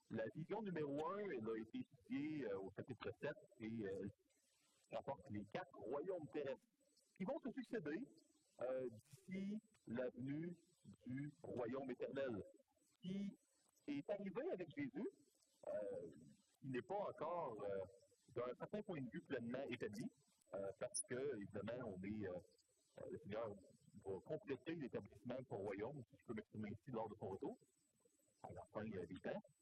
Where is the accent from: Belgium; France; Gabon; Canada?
Canada; Je suis canadien, on est ici au Canada